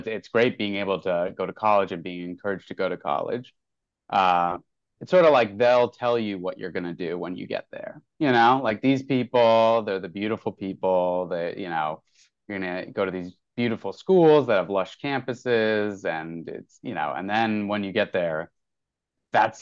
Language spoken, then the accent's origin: English; northern New Jersey, United States; now in New York City, United States; I was born in the hospital in the town that I grew up in, which is very cool. I was born in a town in northern New Jersey